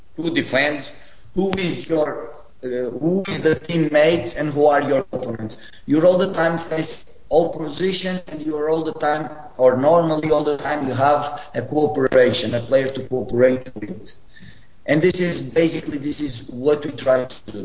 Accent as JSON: {"language": "English", "town": "Funchal", "region": "Madeira", "country": "Portugal", "also_born_or_lived": "Rio Maior, Portugal", "moved": "as an adult", "lives_now": "Italy", "said": "I'm Portuguese and I'm coming from an island. I'm not even from the mainland. I'm coming from Funchal."}